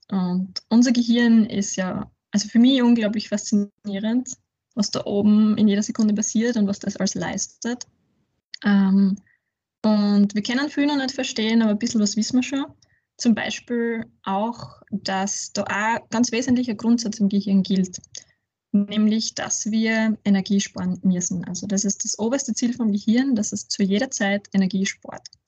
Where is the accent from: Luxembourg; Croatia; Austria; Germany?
Austria; Ratschendorf, Styria; now in Graz, Austria; ich komme aus der Südsteiermark aus einem kleinen Dorf namens Ratschendorf, ähm, wohne aber jetzt mittlerweile schon über zehn Jahre in Graz